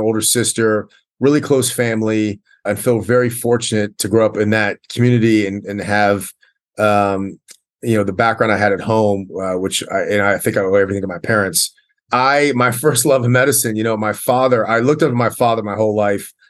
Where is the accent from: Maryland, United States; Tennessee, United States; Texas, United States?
Maryland, United States; Columbia; I grew up in Columbia, Maryland, which is a great place to grow up